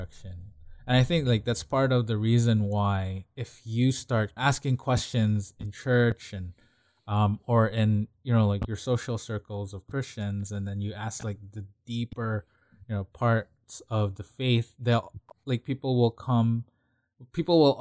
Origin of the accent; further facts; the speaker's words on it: Philippines; moved away; growing up in the Philippines